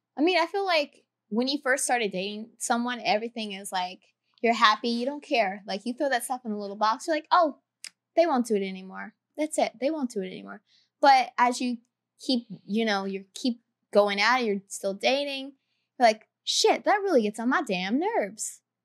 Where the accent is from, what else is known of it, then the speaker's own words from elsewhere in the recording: the Carolinas, United States; I'm from the Carolinas